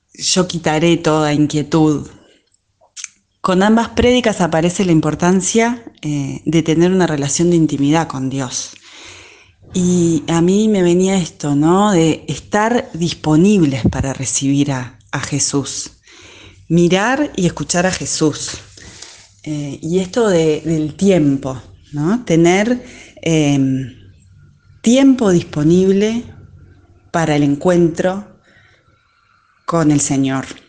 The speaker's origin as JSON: {"language": "Spanish", "country": "Uruguay", "said": "soy de Uruguay"}